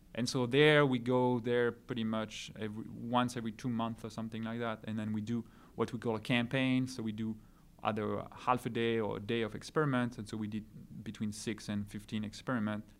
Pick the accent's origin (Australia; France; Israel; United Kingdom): France; now in California, United States; I'm from France originally